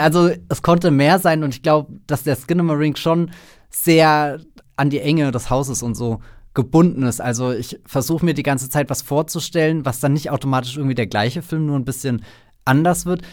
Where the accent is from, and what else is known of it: Germany